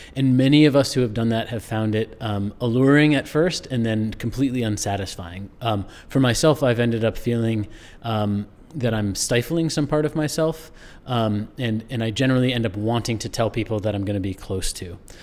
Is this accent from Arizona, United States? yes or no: no; rural Maine, United States; I grew up not in New Hampshire, but in rural Maine